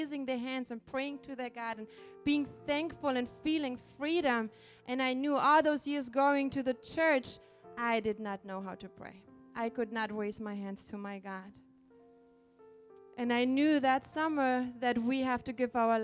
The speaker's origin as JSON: {"language": "English", "country": "Germany", "tie": "born or raised there", "also_born_or_lived": "Poland", "moved": "as an adult", "lives_now": "United States", "said": "I was born in Poland, and I was raised in Germany."}